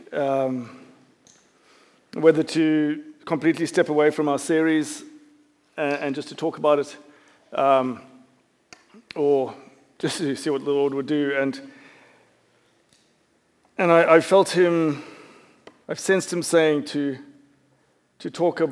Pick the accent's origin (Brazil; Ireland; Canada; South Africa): South Africa; also born or lived in United Kingdom; now in United States; growing up in South Africa